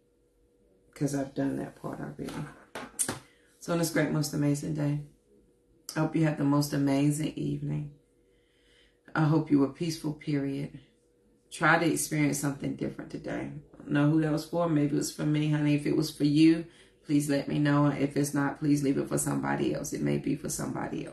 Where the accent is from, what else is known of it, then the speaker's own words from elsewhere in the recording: Forest City, North Carolina, United States; not only from North Carolina, honey, I'm from Forest City. Worked at good old McDonald's from 14 to 22